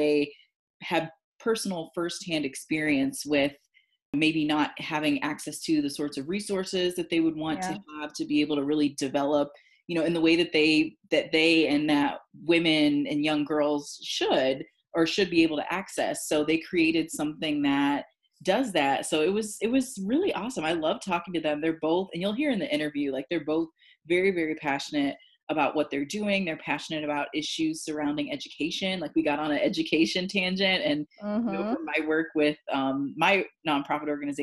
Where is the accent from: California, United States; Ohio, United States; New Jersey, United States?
Ohio, United States; Cleveland; my hometown of Cleveland, Ohio